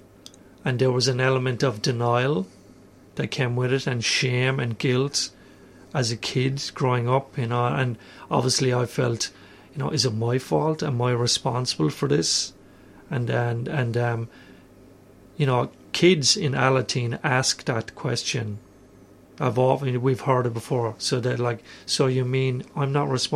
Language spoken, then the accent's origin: English; Ireland; moved away as an adult; also born or lived in Melbourne, Australia; now in Australia; I'm Irish. I moved here 12 years ago